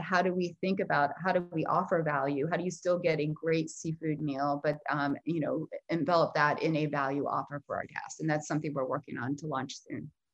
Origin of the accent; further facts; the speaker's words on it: South Florida, United States; growing up, I grew up in South Florida